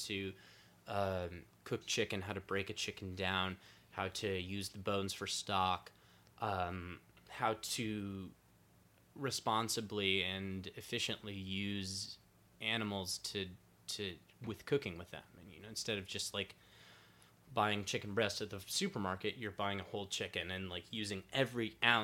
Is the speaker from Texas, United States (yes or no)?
yes; San Antonio, Texas, United States; now in New York City, United States; I come from Texas. I'm from San Antonio. Tacos were given to me from birth.